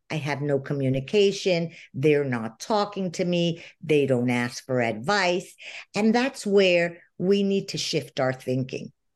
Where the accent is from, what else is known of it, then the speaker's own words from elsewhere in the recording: Venezuela; moved away as an adult; I lived in Venezuela my whole life. I grew up in Venezuela and just emigrated 10 years ago.